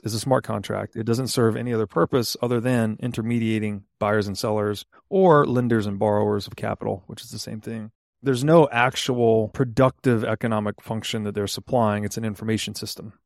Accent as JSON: {"language": "English", "town": "Chattanooga", "region": "Tennessee", "country": "United States", "tie": "born or raised there", "said": "I grew up mostly in Chattanooga, Tennessee."}